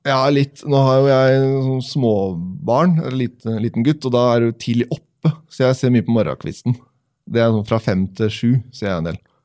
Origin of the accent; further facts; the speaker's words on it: Tønsberg, Vestfold, Norway; vi hadde et fantastisk miljø når jeg vokste opp i, i Tønsberg.